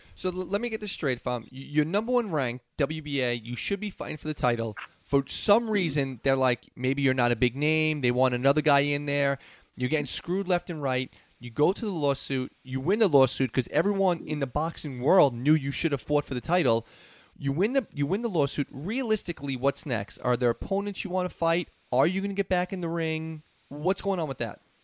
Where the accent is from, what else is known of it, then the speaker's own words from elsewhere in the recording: New York City, New York, United States; I grew up in New York City